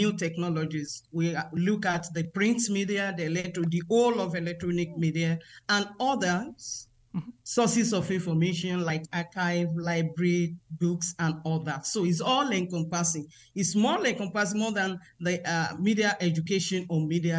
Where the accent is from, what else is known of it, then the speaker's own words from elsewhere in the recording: Nigeria; I am a Nigerian, and I am a member of the Congregation of the Sisters of St. Michael the Archangel here in Nigeria